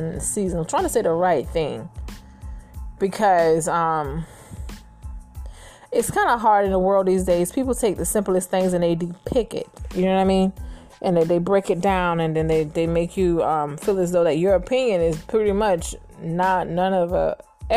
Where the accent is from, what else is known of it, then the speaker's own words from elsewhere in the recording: United States; as a young girl growing up in America